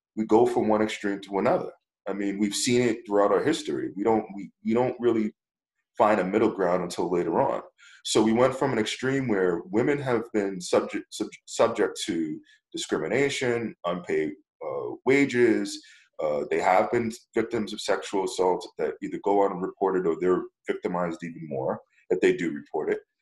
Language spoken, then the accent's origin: English; United States; I'm proud of being American